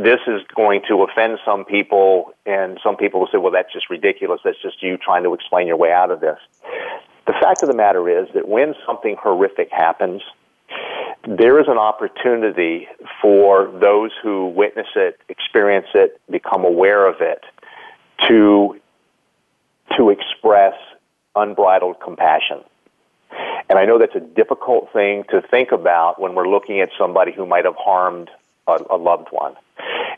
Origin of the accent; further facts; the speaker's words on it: United States; I was born in the United States.